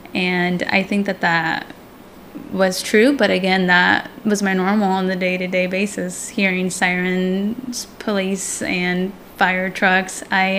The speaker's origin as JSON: {"language": "English", "town": "Portland", "region": "Oregon", "country": "United States", "tie": "born or raised there", "also_born_or_lived": "Manteca, California", "said": "So then that's when we moved up to Oregon, when I was about 6 years old, and I went to Davis Elementary. So that's when we moved into Rockwood, right in the beautiful Barbary Village apartments"}